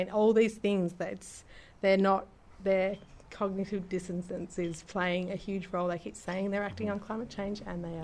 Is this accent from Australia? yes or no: yes; Coffs Harbour, New South Wales, Australia; I'm from Coffs Harbour.